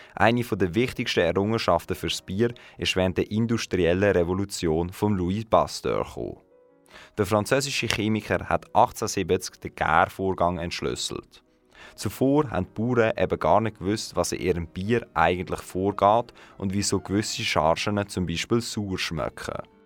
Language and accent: German; Aarau, Aargau, Switzerland; bei uns in Aarau